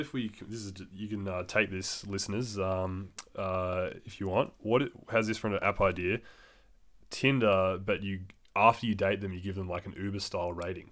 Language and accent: English; Australia; as a man growing up in Australia